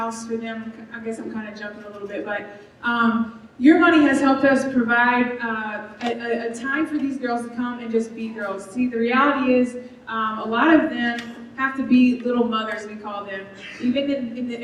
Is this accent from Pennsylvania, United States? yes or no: no; Memphis, Tennessee, United States; moved away as an adult; also born or lived in El Salvador; now in Costa Rica; I'm from Memphis, Tennessee